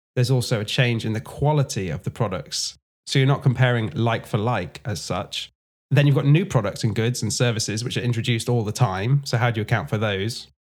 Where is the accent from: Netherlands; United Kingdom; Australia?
United Kingdom; England; I'm from England